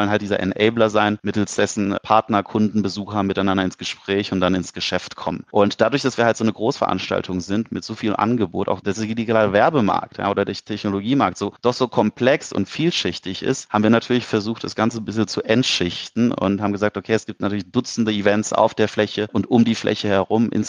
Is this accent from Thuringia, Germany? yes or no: no; Cologne, North Rhine-Westphalia, Germany; Und wir als Kölner sind ja grundsätzlich so ein bisschen bekannt für Gastfreundschaft